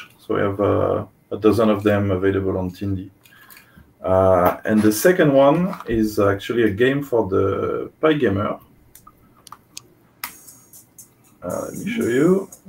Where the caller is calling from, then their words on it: France; I'm calling from France.